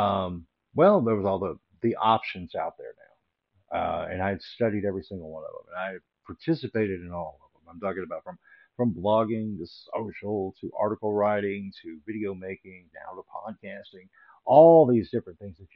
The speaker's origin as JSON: {"language": "English", "town": "Little Rock", "region": "Arkansas", "country": "United States", "tie": "born or raised there", "said": "Growing up in Little Rock, Arkansas, there really wasn't much of a film scene"}